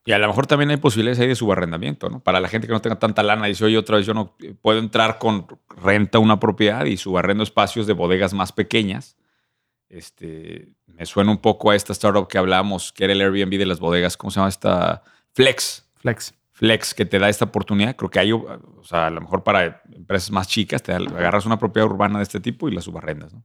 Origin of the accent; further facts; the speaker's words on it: Querétaro, Mexico; Nos de Querétaro